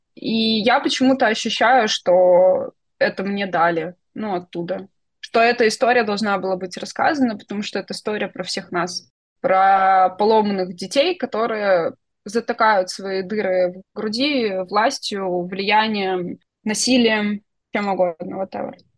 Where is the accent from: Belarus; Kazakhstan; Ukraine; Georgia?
Belarus; я белоруска.